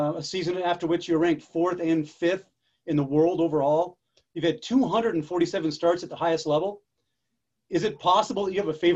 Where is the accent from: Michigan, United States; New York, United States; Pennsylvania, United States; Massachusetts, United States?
Massachusetts, United States; I grew up in Massachusetts, skiing public high school